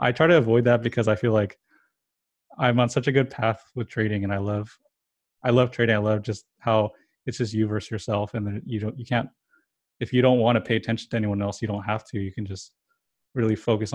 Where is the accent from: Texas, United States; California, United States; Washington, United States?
California, United States; first language English; I was born in California, so I only know English and a little bit of Spanish